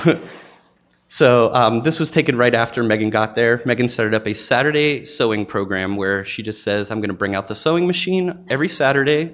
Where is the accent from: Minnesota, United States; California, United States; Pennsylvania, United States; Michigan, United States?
Pennsylvania, United States; Pittsburgh; also born or lived in Maine; now in Chattanooga, United States; going back to Pittsburgh, Pennsylvania, my hometown